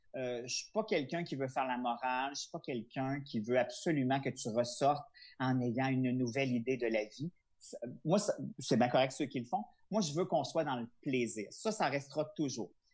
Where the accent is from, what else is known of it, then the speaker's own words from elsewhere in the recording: Charlevoix, Quebec, Canada; je suis originaire de Charlevoix